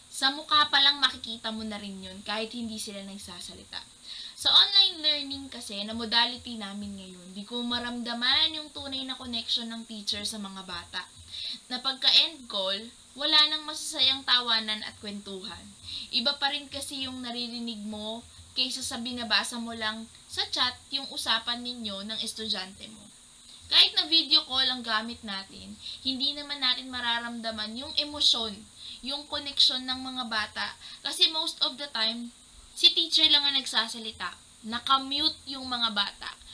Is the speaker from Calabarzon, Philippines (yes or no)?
yes; Dasmariñas, Calabarzon, Philippines; Ako ay taga Dasmariñas, Cavite.